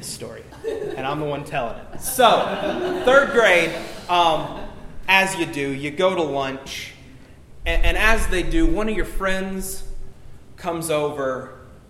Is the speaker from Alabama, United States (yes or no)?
yes; Alabama, United States; I was born in Alabama.